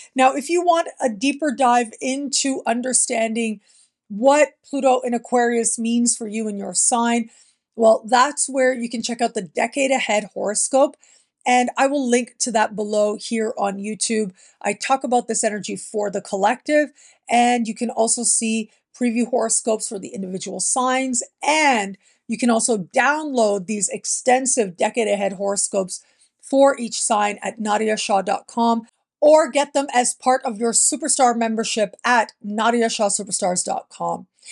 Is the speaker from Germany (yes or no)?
no; Canada; moved away; being born and raised in Canada, it is the place that I consider home